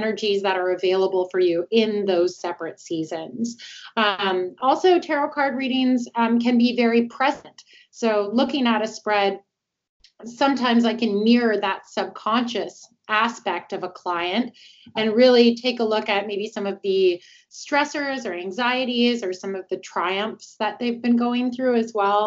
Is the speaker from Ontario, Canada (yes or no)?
yes; Toronto, Ontario, Canada; moved away as an adult; now in Atlanta, United States; originally I'm from Toronto, but I'm here in Atlanta, Georgia now. I've been here for about 5 years